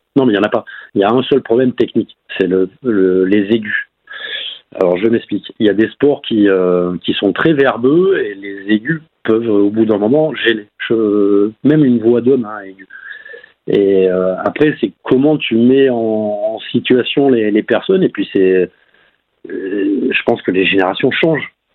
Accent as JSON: {"language": "French", "country": "France", "said": "en tant que petit Français"}